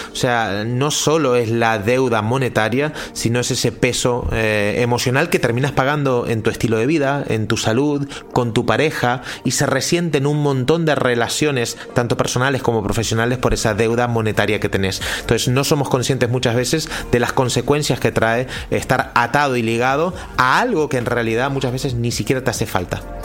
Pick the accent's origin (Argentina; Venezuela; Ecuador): Argentina; also born or lived in Central America; now in Spain; yo soy argentino, hace 20 años que vivo en España